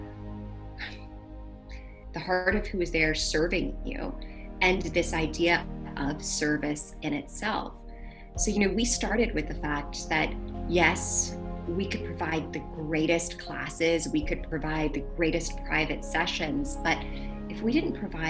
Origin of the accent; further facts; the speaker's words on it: New Orleans, Louisiana, United States; I'm from New Orleans